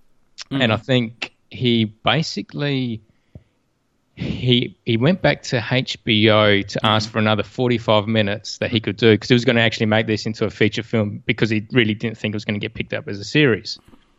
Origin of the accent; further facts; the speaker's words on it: Australia; us being Australian